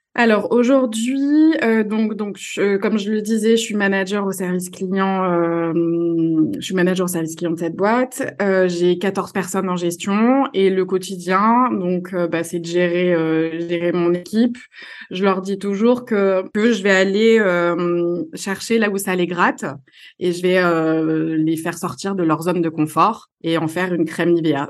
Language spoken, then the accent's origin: French; Marseille, Provence-Alpes-Côte d'Azur, France; moved away as an adult; now in Lille, France; je suis marseillaise, marseillaise d'origine, mais je vis à Lille depuis